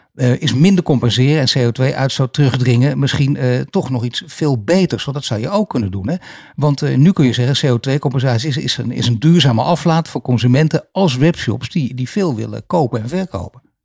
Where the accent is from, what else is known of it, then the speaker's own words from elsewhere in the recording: Netherlands; wij Nederlanders